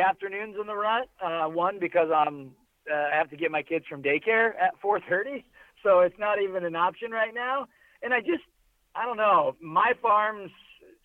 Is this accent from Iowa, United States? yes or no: yes; Keokuk, Iowa, United States; now in Iowa City, United States; I grew up in Keokuk, so very far southeast, and then now me and you both live Iowa City, Cedar Rapids